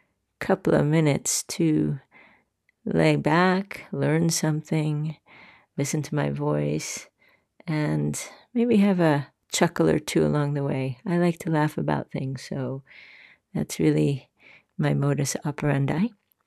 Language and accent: English; New York City, New York, United States; moved away as an adult; now in Sweden; here in Scandinavia. And I'm going to share with you my insights as a New Yorker and what it's like to live in a country that is everything but like New York City in a lot of ways